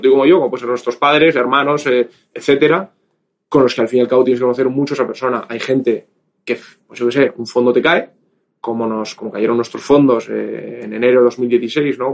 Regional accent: Bilbao, Basque Country, Spain; moved away; also born or lived in Madrid; originalmente soy de Bilbao

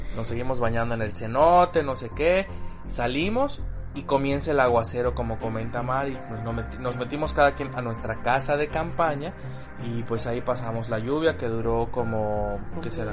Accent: Yucatán, Mexico; saben que soy yucateco

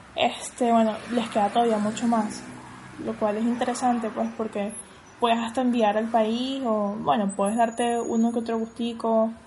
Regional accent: Caracas, Capital District, Venezuela; moved away as an adult; now in Argentina; yo que soy de Caracas

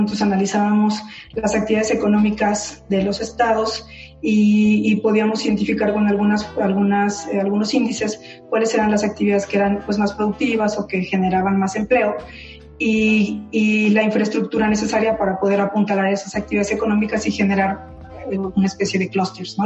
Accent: Tuxtla Gutiérrez, Chiapas, Mexico; also born or lived in Mexico City; Finalmente sé que no nací ahí, aunque yo digo que soy chiapaneca, pero, pero pues ahí viví mi infancia

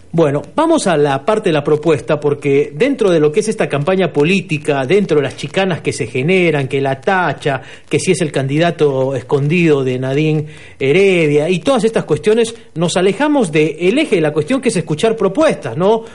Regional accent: Arequipa, Peru; yo soy de Arequipa

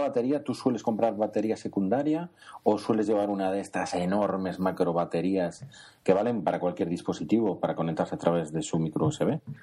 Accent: Spain; somos españoles

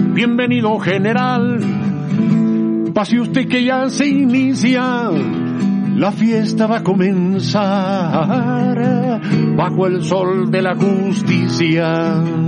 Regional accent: Bolivia; also born or lived in France / Mexico; yo soy bien boliviano

